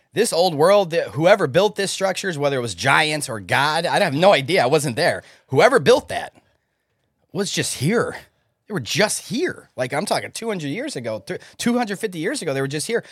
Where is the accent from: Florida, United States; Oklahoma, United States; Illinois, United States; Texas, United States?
Illinois, United States; Chicago; I was born in Chicago. So we were taught in school about the Chicago fire